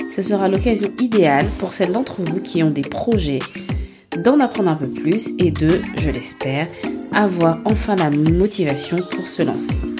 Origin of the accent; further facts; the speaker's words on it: Gabon; moved away; je suis partie au Gabon avec ma petite famille et je me suis reconnectée avec moi-même. Trois ans sans mettre les pieds sur ma terre natale